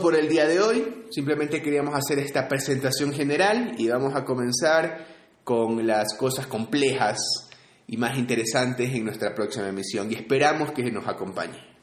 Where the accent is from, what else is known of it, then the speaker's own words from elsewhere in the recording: Guayaquil, Guayas, Ecuador; now in Quito, Ecuador; yo soy de Guayaquil, Ecuador.